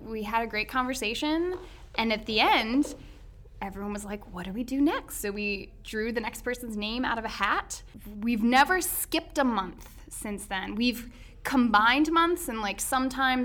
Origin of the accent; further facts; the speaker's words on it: Louisville, Kentucky, United States; I'm also a native Louisvillian